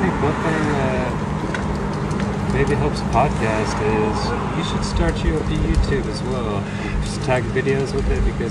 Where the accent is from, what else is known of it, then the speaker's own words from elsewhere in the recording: Duncan, Oklahoma, United States; also born or lived in Norman, Oklahoma; now in Oklahoma City, United States; originally from Duncan, Oklahoma, is where I say I'm originally from.